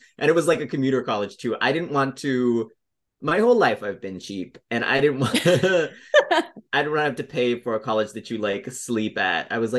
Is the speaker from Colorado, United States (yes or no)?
yes; Denver, Colorado, United States; moved away as an adult; also born or lived in Chicago; now in Los Angeles, United States; Well, I was born in Colorado. I was born in Denver. And then I was doing improv and sketch stuff in Denver.